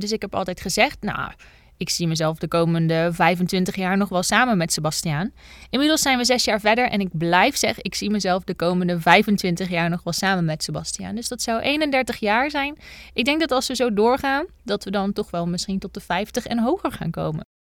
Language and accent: Dutch; Bergen op Zoom, North Brabant, Netherlands; ik ben geboren in Bergen op Zoom